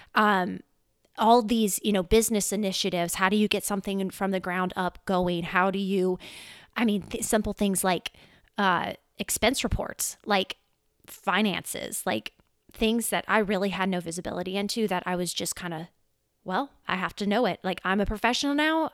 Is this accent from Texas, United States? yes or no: no; Louisiana, United States; also born or lived in California; I was born in California. However, we moved to Louisiana in twen-, two thousand. And, yeah, I've been in Louisiana ever since